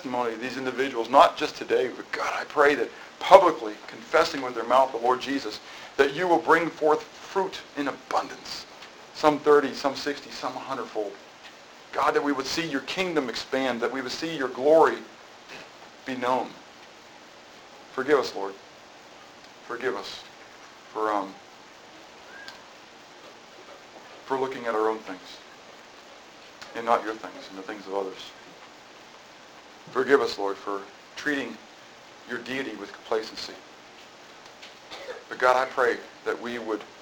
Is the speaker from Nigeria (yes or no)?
no; United States; I am an American, but I am a Christian. And my citizenship is in heaven. That's where I'm on the rolls. I happen to have been born here